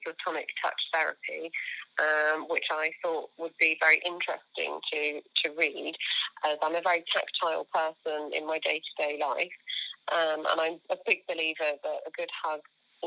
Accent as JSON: {"language": "English", "area": "Surrey", "region": "South East England", "country": "United Kingdom", "moved": "yes", "lives_now": "Coventry, United Kingdom", "said": "I am from Surrey"}